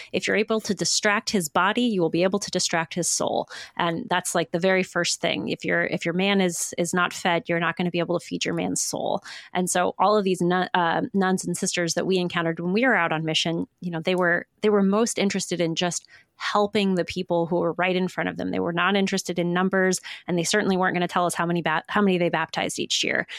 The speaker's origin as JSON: {"language": "English", "region": "Midwest", "country": "United States", "said": "for those of us who are from the Midwest, which is me"}